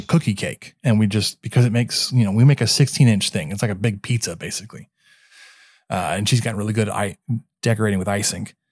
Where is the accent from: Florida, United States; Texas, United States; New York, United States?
Texas, United States; Dallas; growing up in Dallas, kind of grew up a Dallas fan